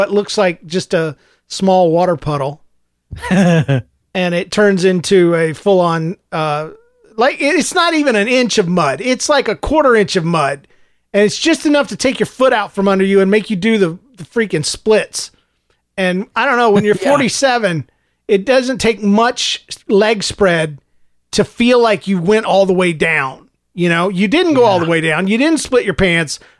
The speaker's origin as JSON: {"language": "English", "region": "the South", "country": "United States", "tie": "born or raised there", "said": "Growing up in the South"}